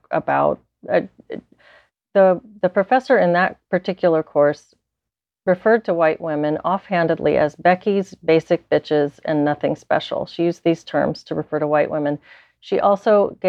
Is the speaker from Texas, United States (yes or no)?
yes; South Texas, United States; I grew up in South Texas